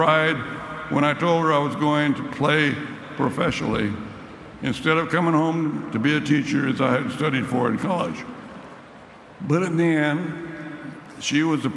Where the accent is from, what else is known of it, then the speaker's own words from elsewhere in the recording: Sanger, California, United States; my hometown of Sanger, little old town Sanger